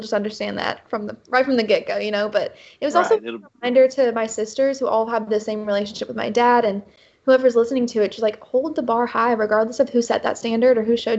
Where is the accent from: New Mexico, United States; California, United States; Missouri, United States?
Missouri, United States; Columbia; moved away as an adult; also born or lived in Kansas City, Missouri; now in Nashville, United States; I'm from Columbia, Missouri originally. And then I lived in Kansas City, Missouri for 4 years after high school